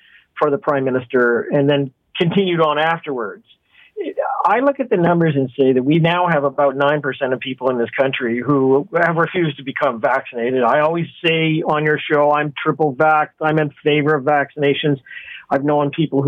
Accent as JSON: {"language": "English", "country": "Canada", "said": "I'm disappointed as a Canadian"}